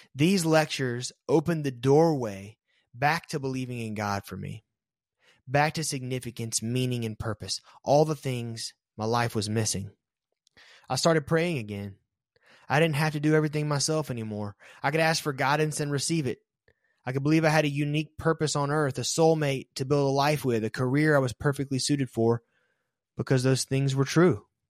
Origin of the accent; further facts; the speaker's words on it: American South, United States; Growing up in the American South made it almost mandatory to be a traditional Protestant Christian